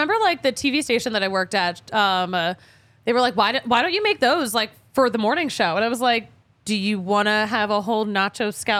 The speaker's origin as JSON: {"language": "English", "region": "New England", "country": "United States", "said": "oh, we're from New England."}